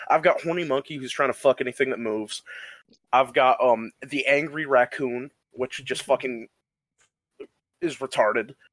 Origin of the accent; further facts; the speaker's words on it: Michigan, United States; also born or lived in Ohio; I grew up in the Midwest, in the great state of Michigan, and Ohio.